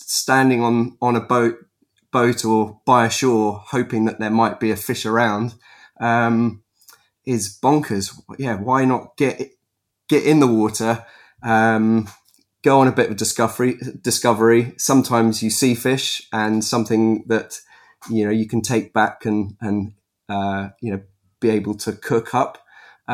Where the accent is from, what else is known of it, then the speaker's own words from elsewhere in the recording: Epsom, South East England, United Kingdom; I was born in Epsom in Surrey.